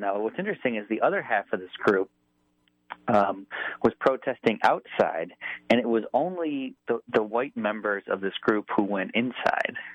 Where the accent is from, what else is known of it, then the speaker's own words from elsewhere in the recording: Buffalo, New York, United States; Grew up in Buffalo and went to University at Buffalo